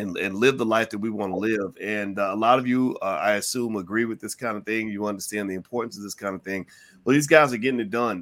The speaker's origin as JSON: {"language": "English", "town": "Louisville", "region": "Kentucky", "country": "United States", "also_born_or_lived": "Chicago", "moved": "yes", "said": "I'm from Louisville, Kentucky"}